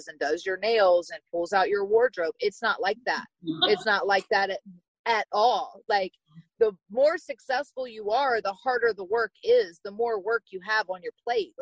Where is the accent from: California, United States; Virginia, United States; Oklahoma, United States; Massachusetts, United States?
Virginia, United States; I'm from Virginia. So a small town in Virginia. And I grew up riding horses